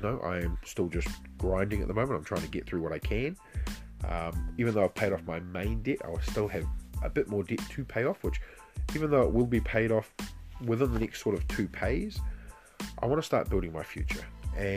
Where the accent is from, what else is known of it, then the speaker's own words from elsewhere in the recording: New Zealand; me being Kiwi